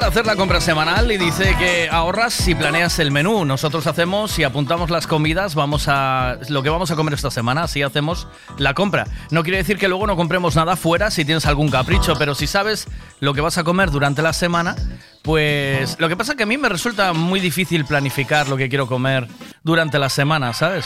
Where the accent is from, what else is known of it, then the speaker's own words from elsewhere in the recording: Tui, Galicia, Spain; Yo soy de Tui